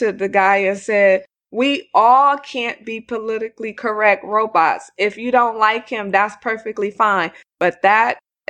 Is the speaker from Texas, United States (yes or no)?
no; California, United States; We're from California, the home of the SUV.